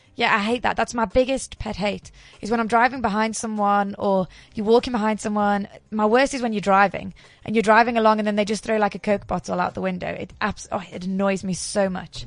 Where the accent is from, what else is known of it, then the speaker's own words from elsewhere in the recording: England, United Kingdom; now in South Africa; I'm English through and through.